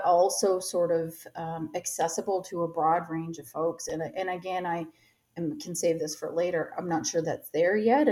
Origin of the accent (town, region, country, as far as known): Canada